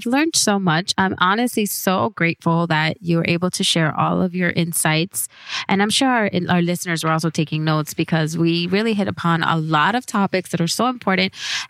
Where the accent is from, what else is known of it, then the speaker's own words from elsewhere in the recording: Nicaragua; Oh, cool. Yeah. I'm from Nicaragua.